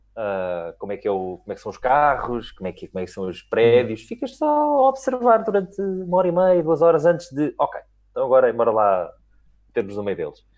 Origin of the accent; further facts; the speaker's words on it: Lisbon, Portugal; eu mal ou bem sou muito lisboeta e tive uma educação muito lisboeta.